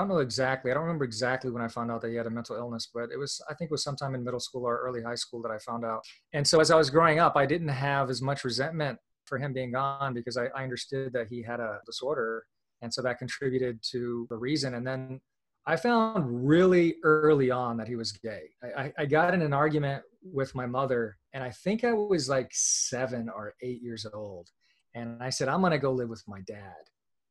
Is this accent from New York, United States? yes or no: no; Kentucky, United States; also born or lived in Virginia, United States; I was born in Virginia, but my family moved to Kentucky. So for the first 6 years of my life, I lived in rural Kentucky in the hills in a trailer park.